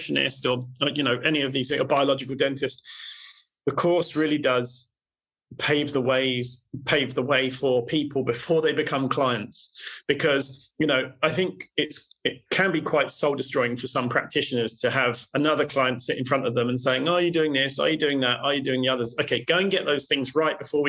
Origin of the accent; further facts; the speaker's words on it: United Kingdom; I'm British